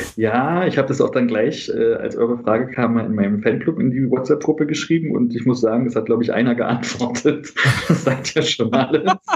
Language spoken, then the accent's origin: German; Berlin, Germany; ich bin Berliner, Westberliner.